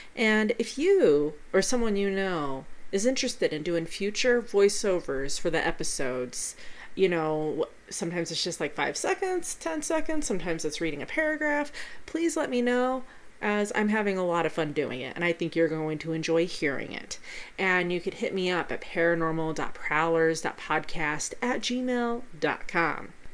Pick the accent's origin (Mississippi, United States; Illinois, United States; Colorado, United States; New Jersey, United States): Colorado, United States; Pueblo; here in my hometown of Pueblo, Colorado